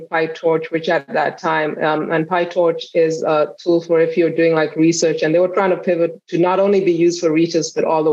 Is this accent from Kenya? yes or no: yes; Kenya; now in United States; I grew up, I was born and I was raised in Kenya. So I came to the US for school, and I've been here ever since